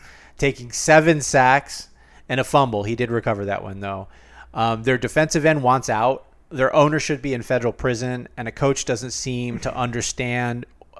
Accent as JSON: {"language": "English", "town": "Cleveland", "region": "Ohio", "country": "United States", "tie": "born there", "said": "I was born in Cleveland. I have a lot of family that have been Cleveland fans."}